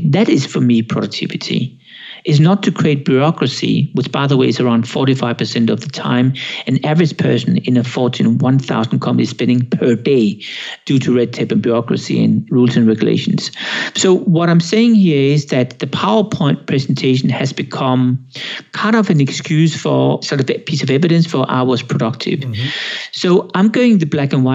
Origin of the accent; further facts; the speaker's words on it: Denmark; now in Switzerland; I'm Danish. I'm from Denmark. I'm half Swedish. That's Sweden. I live in Switzerland.